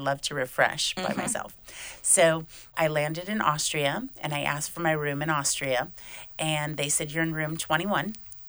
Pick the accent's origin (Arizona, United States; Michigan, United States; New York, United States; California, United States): Michigan, United States; moved away as an adult; also born or lived in Fort Lauderdale, Florida; now in Hungary; I was raised in Michigan, but now for the last 12 years, I've lived in Fort Lauderdale, Florida.